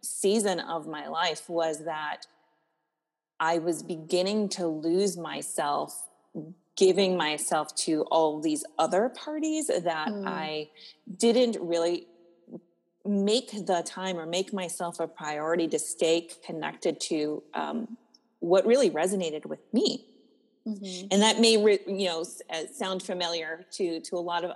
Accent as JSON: {"language": "English", "region": "East Coast", "country": "United States", "moved": "yes", "lives_now": "Apple Valley, United States", "said": "I am originally from the East Coast"}